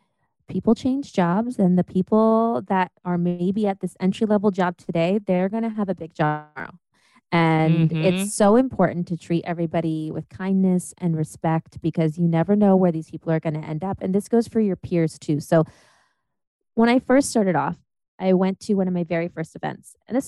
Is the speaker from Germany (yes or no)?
yes; Germany; born there; I was born in Germany, and then they had to like transfer stuff to the US.